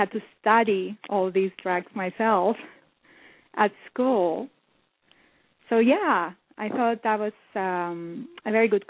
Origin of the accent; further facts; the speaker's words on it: Cyprus; now in North America; I've been living in North America now for the last 3 years, but I was born and raised in Cyprus.